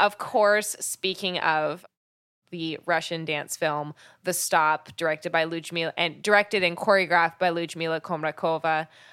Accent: Canada; I grew up in Canada

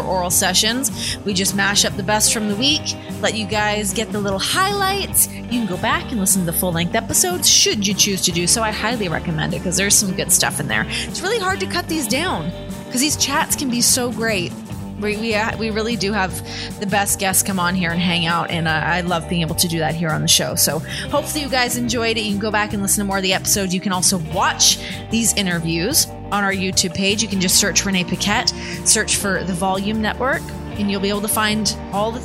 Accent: Canada; moved away; I'm from Canada

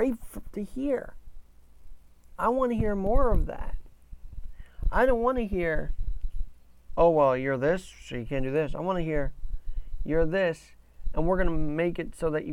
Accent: New York, United States; as a New Yorker

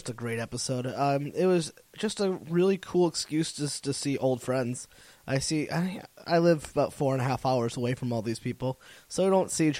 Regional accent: Meriden, Connecticut, United States; I'll drive around where I'm from in Connecticut, Meriden

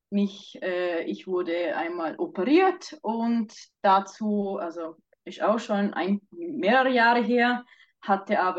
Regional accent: Vorarlberg, Austria; now in Switzerland; also ich ursprünglich aus Vorarlberg, äh, wohne aber seit zwei Jahren schon wieder äh, in der Schweiz.

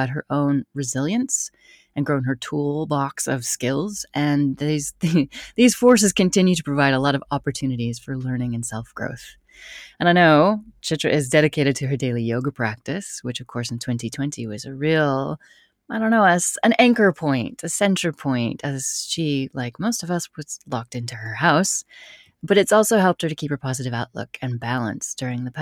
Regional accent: United States; I love being American

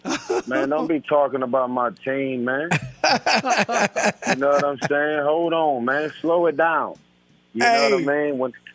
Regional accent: West Coast, United States; I'm from the West Coast, man, born and raised. So everything West Coast, I'm about it, you know?

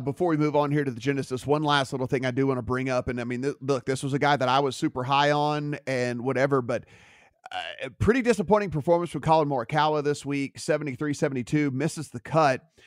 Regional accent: Louisiana, United States; I'm from Louisiana

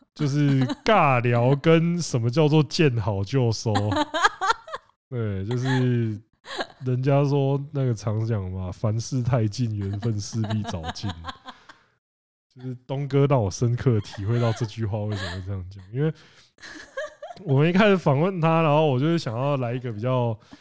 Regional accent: Penghu County, Taiwan; moved away; also born or lived in Kaohsiung / Taipei; 我，我是澎湖人

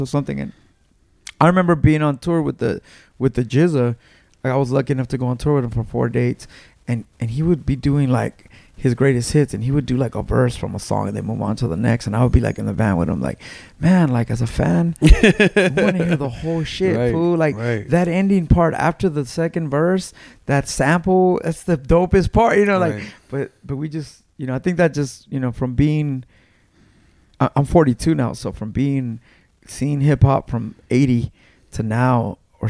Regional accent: Los Angeles, California, United States; I grew up in Mid City, California

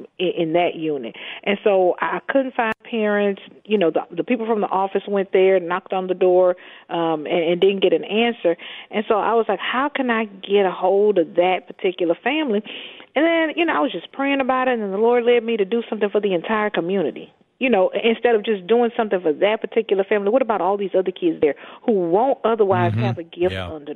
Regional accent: Houston, Texas, United States; moved away; I grew up in Houston's Fifth Ward, underserved community, one of the most historic, one of the oldest communities, and still a lot of lack, a lot of poverty.

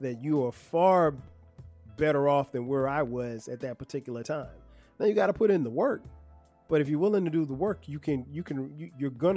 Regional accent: Florence, South Carolina, United States; moved away; my hometown of Florence, South Carolina

